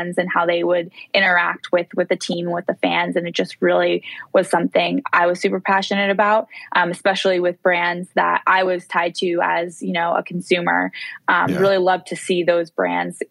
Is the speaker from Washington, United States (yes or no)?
no; Long Island, New York, United States; moved away as an adult; also born or lived in Miami, Florida; now in California, United States; I grew up on Long Island.